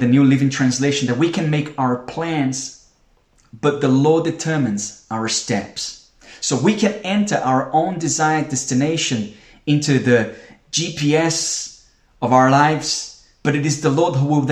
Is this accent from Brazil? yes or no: yes; Brazil; now in United Kingdom; We're not from the UK. I'm from Brazil